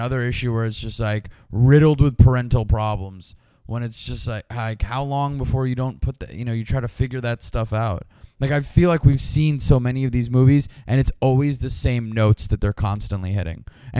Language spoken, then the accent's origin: English; New York City, New York, United States; I'm from Queens, so I never really left in a way.